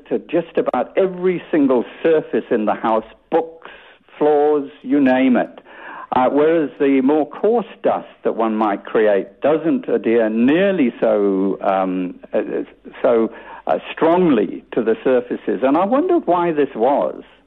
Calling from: Cape Town, Western Cape, South Africa; I'm phoning from Thornton in Cape Town.

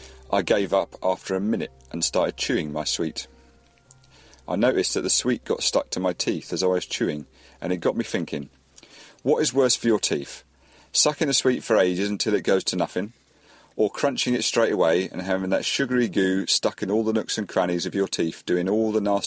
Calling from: South East England, United Kingdom; from Hampshire and I have a question about sweets.

